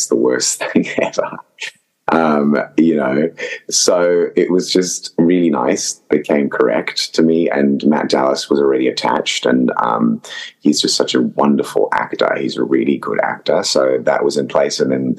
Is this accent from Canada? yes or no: no; Zimbabwe; accent: mix of Zimbabwean, Australian and American; the first movie I've got to use my natural accent, which is a crazy kind of mix. It does sound quite English, according to some people, but it's, you know, it's a mixture of sort of Zimbabwean, Australian, and I guess a bit of American